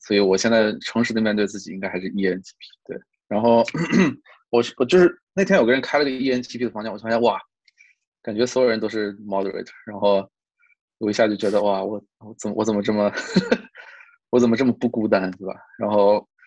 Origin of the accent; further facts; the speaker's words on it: China; also born or lived in New York, United States; now in California, United States; 我们中国人说话好像更，更，就像这个更，更接地气一点儿，更这个没有那么多繁文缛节